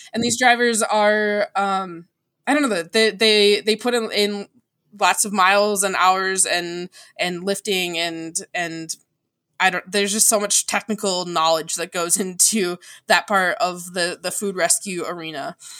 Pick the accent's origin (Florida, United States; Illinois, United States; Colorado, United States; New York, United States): Illinois, United States; DeKalb; I was actually born in DeKalb, Illinois.